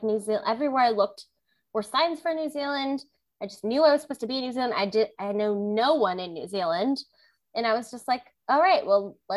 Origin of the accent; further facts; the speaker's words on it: Hawaii, United States; moved away as an adult; also born or lived in Tucson, Arizona; I grew up in Hawaii, so I never really had the opportunity to travel outside of my island